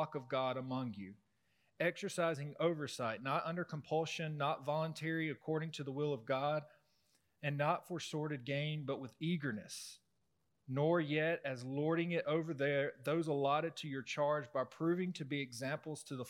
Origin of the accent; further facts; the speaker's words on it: the South, United States; growing up in the South